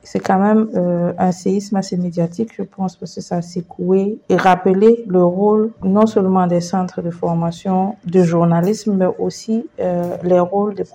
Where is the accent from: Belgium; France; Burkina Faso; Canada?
Burkina Faso; Euh, je suis … journaliste euh, burkinabé, je viens du Burkina Faso.